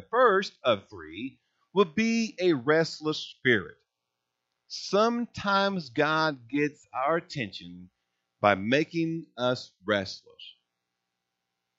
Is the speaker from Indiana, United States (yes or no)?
yes; Princeton, Indiana, United States; moved away as an adult; also born or lived in Texas / Evansville, Indiana; I grew up in Princeton, in Gibson County